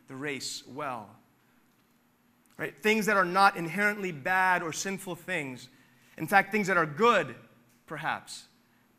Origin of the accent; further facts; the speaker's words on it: Philadelphia, Pennsylvania, United States; growing up in Philly